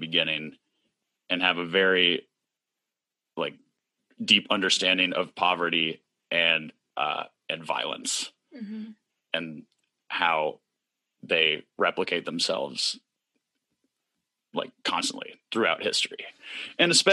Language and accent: English; Norfolk, Virginia, United States; now in Philadelphia, United States; I grew up in Norfolk, Virginia